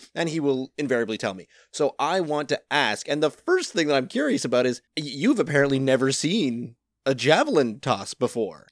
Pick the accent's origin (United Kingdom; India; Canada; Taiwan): Canada; I am a Canadian citizen, and I grew up not playing hockey